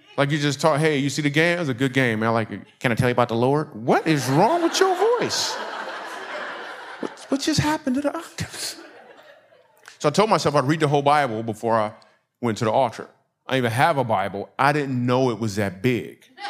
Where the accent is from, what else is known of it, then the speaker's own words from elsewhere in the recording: Michigan, United States; moved away as an adult; also born or lived in New York City; I'm from Michigan